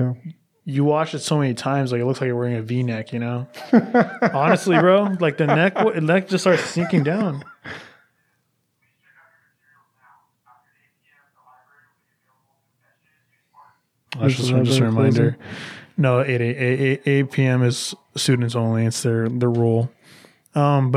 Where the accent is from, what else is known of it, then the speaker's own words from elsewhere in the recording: United States; I'm from America